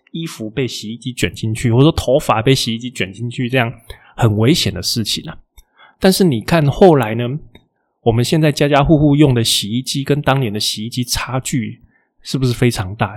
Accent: Taiwan; 我们台湾人

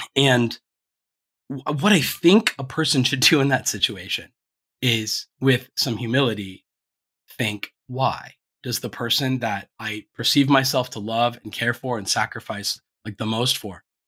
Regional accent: Ohio, United States; moved away; also born or lived in Florida; when you're from Ohio

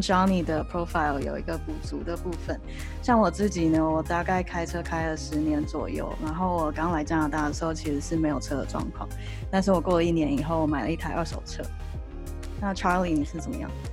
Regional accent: Taipei, Taiwan; moved away as an adult; now in Vancouver, Canada; 我是台北人嘛，所以我在台北的时候

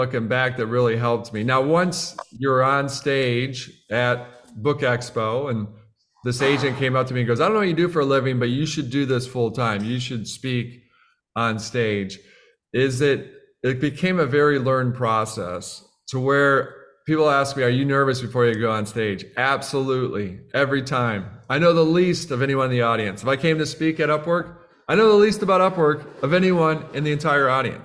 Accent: Midwest, United States; moved away as an adult; also born or lived in Boston; now in Austin, United States; We're from the Midwest

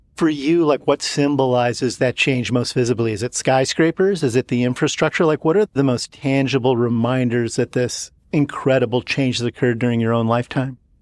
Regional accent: United States; as an American

